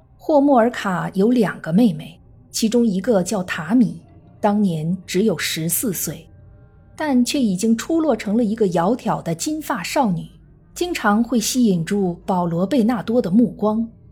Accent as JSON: {"language": "Chinese", "country": "China", "said": "我们中国人"}